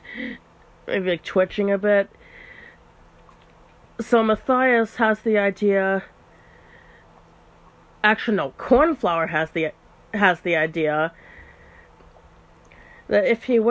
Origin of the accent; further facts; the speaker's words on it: United States; we're both American